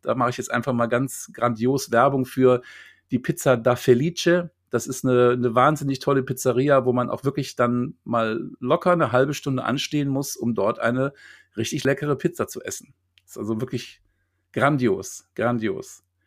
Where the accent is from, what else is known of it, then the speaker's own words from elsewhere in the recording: Neuss, North Rhine-Westphalia, Germany; now in Lüneburg, Germany; Meine Mutter lebt in Neuss, da wo ich herkomme, bei Düsseldorf ist